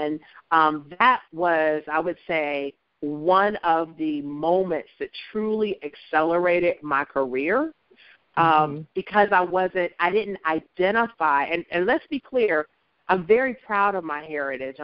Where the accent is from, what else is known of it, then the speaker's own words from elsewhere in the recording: Columbus, Ohio, United States; moved away as an adult; also born or lived in Hershey, Pennsylvania; I grew up in Columbus and went to Columbus City Schools